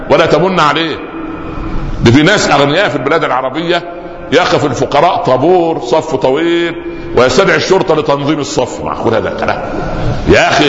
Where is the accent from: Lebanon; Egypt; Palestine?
Egypt; Upper Egypt; كان عندنا في الصعيد الحرمه تضع تحت خمارها شيء زي المثلث